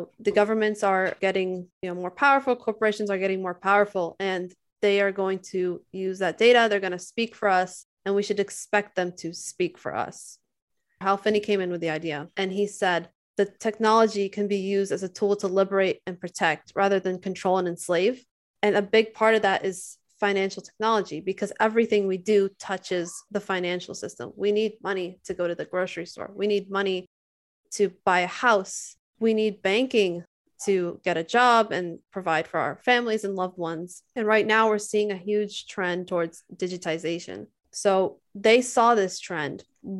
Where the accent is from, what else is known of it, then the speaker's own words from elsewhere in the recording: Lebanon; moved away; my home country in Lebanon